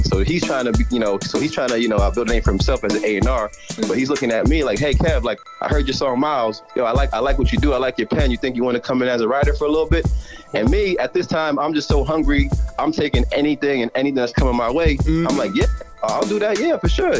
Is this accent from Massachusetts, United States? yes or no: yes; Boston, Massachusetts, United States; also born or lived in Fall River, Massachusetts / Brockton, Massachusetts; So I was born in Boston. I was born in Boston. I, I grew up a little bit in Mattapan